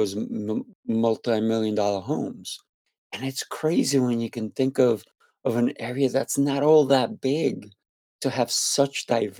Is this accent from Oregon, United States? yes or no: no; New York City, New York, United States; I used to live in Hollis, Queens. So I used to go, and I went to Jamaica High School.